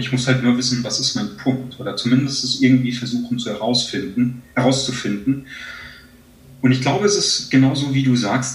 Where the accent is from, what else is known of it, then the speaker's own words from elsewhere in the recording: Germany; hier bei uns in Deutschland